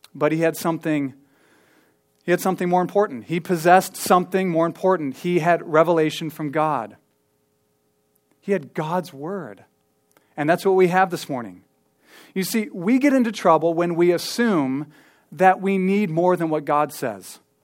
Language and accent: English; Ankeny, Iowa, United States; I grew up here in Ankeny. I mean, I lived here since I was eight or, or seven, I think